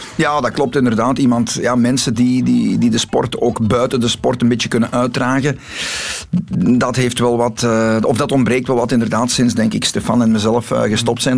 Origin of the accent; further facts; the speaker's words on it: the Kempen, Flanders, Belgium; we hebben bij ons in de Kempen heel zware zandgrond